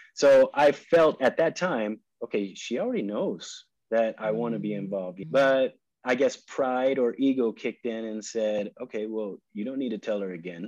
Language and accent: English; California, United States; moved away as an adult; also born or lived in Dallas / New York City; now in Bogota, Colombia; I'm originally from California